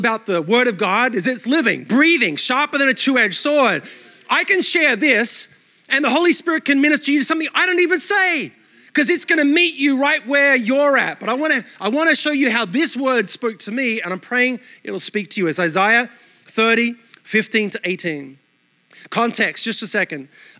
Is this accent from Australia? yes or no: yes; Australia; accent: mixed Australian/American; moved away as an adult; also born or lived in New York City; now in United States; My accent is a mutt. Australia all my life, then New York City for 12 years. Now I'm in the South and my kids are texting me y'all in their text.